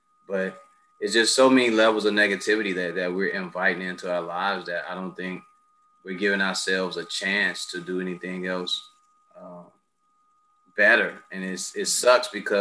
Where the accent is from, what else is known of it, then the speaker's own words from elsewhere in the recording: United States; as a Black man growing up in America